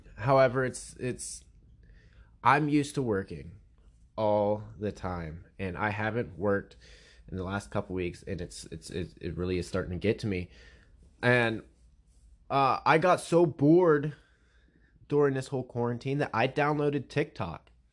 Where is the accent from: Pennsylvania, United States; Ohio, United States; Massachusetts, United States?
Pennsylvania, United States; I'm from Pennsylvania